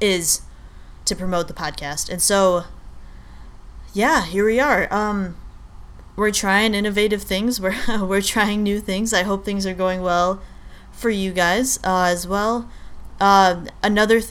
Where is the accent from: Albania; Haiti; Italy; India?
Albania; I'm Albanian, I'm from Albania.